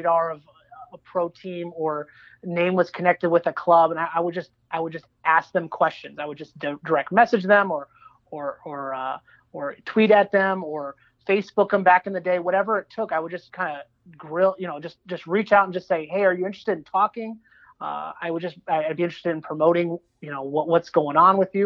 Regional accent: Southern California, United States; also born or lived in East Coast; I grew up in Southern California

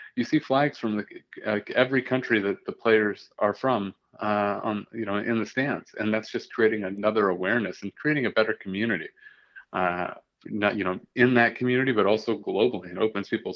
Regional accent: Toledo, Ohio, United States; I grew up in Toledo, Ohio

